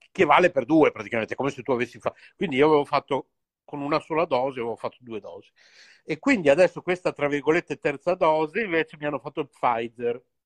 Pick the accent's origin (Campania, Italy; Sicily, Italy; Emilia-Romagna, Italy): Emilia-Romagna, Italy; Bologna; siamo tutti e due qui di Bologna